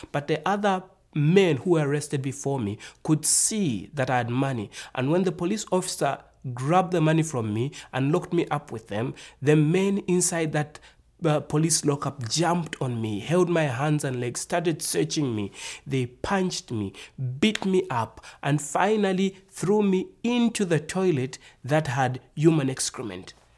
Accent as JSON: {"language": "English", "country": "Zambia", "tie": "born or raised there", "said": "I'm from Africa. I was born in the nation called Zambia."}